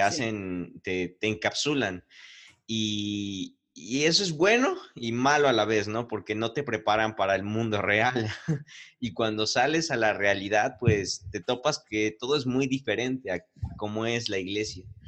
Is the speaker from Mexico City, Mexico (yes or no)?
no; Puebla, Mexico